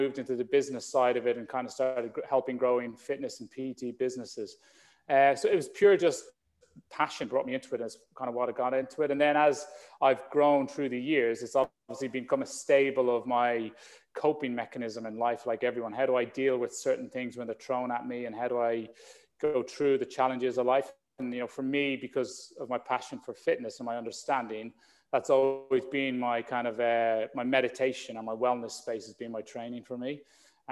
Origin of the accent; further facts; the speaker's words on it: Ireland; like most young boys growing up in Ireland